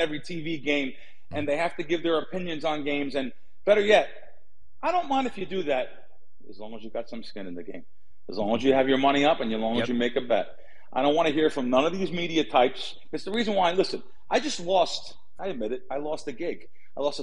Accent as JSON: {"language": "English", "country": "United States", "moved": "yes", "said": "we're coming in from New York and back east, New Jersey"}